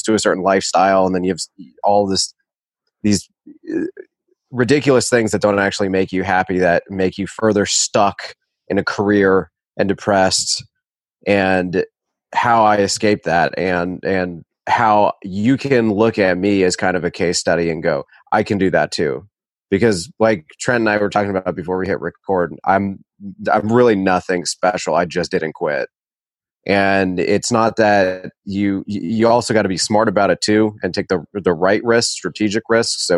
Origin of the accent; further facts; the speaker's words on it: Winston-Salem, North Carolina, United States; I grew up in Winston-Salem